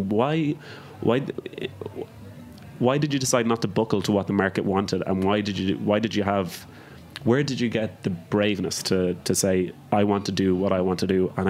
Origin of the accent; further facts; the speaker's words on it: Ireland; now in New York, United States; when I moved to New York from Ireland, I heard all this talk about farm to table.